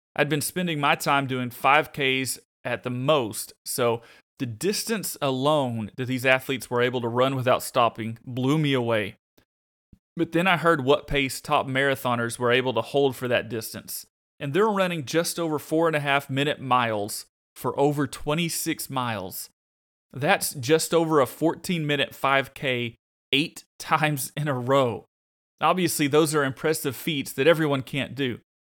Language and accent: English; Arkansas, United States; I'm from Arkansas